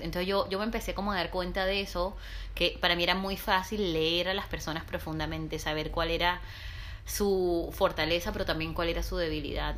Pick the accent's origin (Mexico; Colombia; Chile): Colombia; Barranquilla, Atlántico; moved away as an adult; now in Barcelona, Spain; Yo aunque nací y crecí en Barranquilla, en la costa caribe colombiana, soy libanesa también.